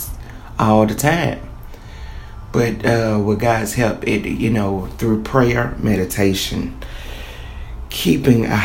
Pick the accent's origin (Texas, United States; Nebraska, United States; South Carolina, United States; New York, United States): South Carolina, United States; Columbia; I'm from Columbia, South Carolina.